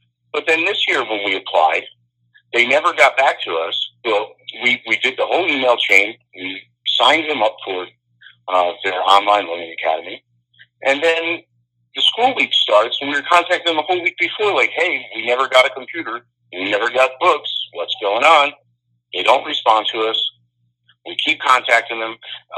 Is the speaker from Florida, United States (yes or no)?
no; Long Island, New York, United States; moved away as an adult; also born or lived in California / Sacramento / New Orleans; now in Kentucky, United States; I'm from New York. I came up in the educational system on Long Island.